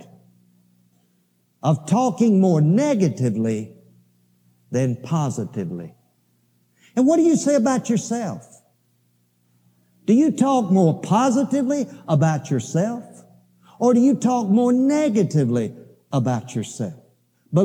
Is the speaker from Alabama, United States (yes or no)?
yes; Alabama, United States; I grew up in Alabama